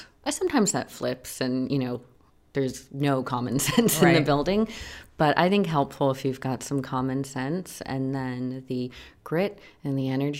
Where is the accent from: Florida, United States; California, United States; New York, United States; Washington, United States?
New York, United States; New York City; now in Los Angeles, United States; I'm from Manhattan.